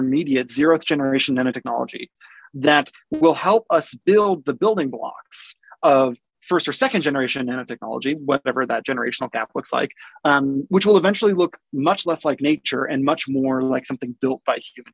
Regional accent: Davis, California, United States; also born or lived in Boulder, Colorado / Yugoslavia / Central Valley, California; I was growing up in Davis, California

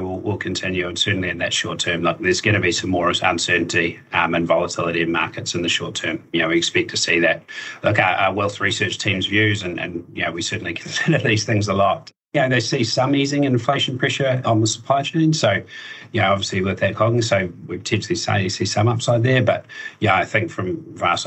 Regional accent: Dunedin, Otago, New Zealand; moved away as an adult; now in Auckland, New Zealand; I'm originally from Dunedin. So I moved up to Auckland a few years ago now

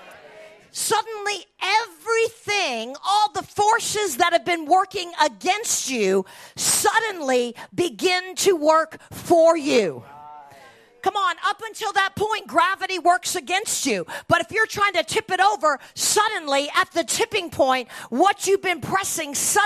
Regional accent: United States; as an American

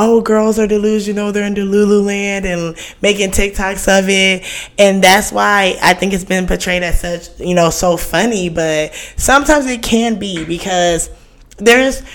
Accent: Houston, Texas, United States; This is my hometown, Houston

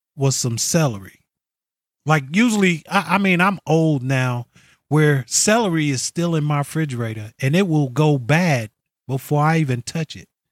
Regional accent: New York, United States; moved away as an adult; now in California, United States; I'm originally from New York. I've lived in, I've lived in New York most of my

